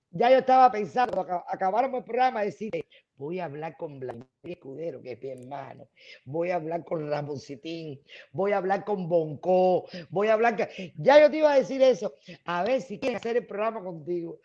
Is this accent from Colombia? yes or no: no; Cuba; also born or lived in Mexico; now in United States; crucé crucé por frontera para cogerme a la ley de ajuste cubano